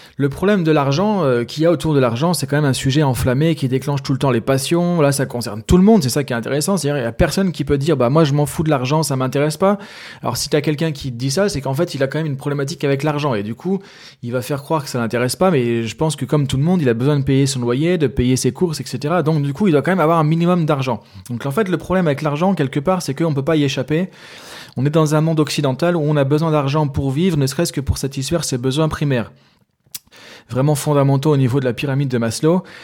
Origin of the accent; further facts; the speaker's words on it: France; moi je suis français